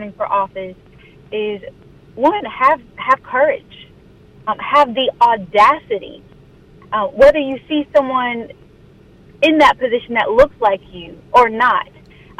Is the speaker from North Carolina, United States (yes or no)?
yes; Pender County, North Carolina, United States; now in Wake County, North Carolina, United States; I'm born and raised in Pender County, although I live in Wake County.